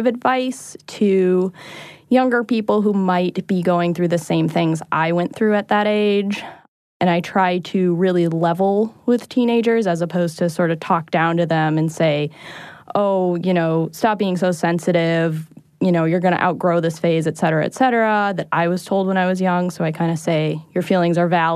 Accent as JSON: {"language": "English", "town": "Boston", "region": "Massachusetts", "country": "United States", "said": "I'm from Boston"}